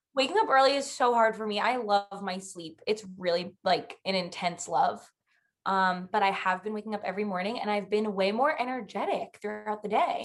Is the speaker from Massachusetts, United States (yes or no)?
no; Long Island, New York, United States; I am 24 and I'm also from Long Island.